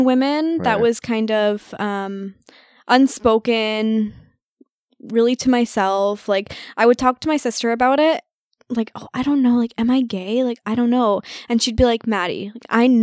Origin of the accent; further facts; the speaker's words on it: Brampton, Ontario, Canada; I grew up in Brampton